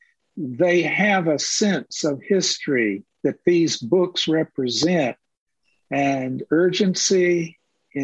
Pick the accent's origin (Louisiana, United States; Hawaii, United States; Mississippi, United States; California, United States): Mississippi, United States; moved away; When I grew up in Mississippi